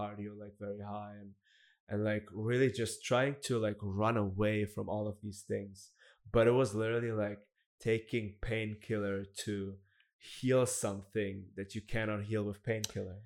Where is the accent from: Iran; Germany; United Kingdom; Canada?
Germany; Black Forest, Baden-Württemberg; I'm from Germany. I grew up in, in the Black Forest